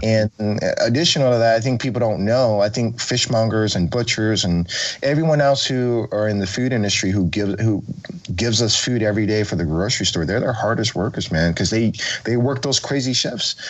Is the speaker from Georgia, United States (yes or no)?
no; Oakland, California, United States; I grew up in Oakland. I was born in 85.